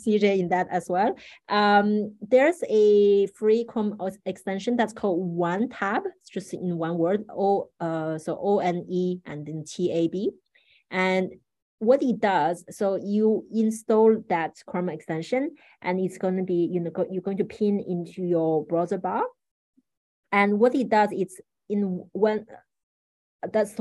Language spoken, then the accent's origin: English; Paris, Île-de-France, France; I grew up in Paris, so I'm relatively familiar with that place